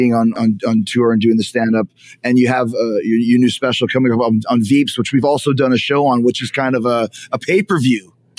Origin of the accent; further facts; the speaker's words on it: Canada; I'm from Canada, and obviously that was a huge part of our comedic culture.